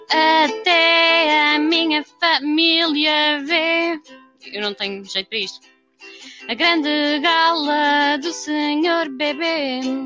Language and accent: Portuguese; Lisbon, Portugal; nós lisboetas